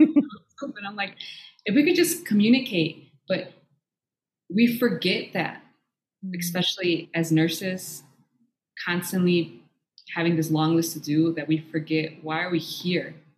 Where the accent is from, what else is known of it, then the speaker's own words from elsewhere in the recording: Illinois, United States; moved away; also born or lived in Ecuador; from there, I um, grew up in Illinois